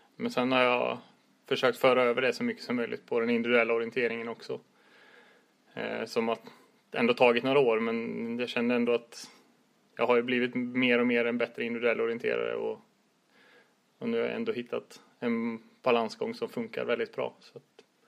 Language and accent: Swedish; Västergötland, outside Borås, Västra Götaland, Sweden; also born or lived in Lidingö; now in Gothenburg, Sweden; jag kommer ner från Västergötland och utanför Borås från början